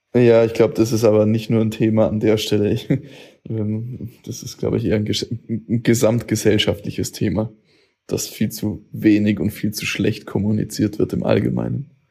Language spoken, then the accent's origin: German; Augsburg, Bavaria, Germany; Ich bin aus Hochzoll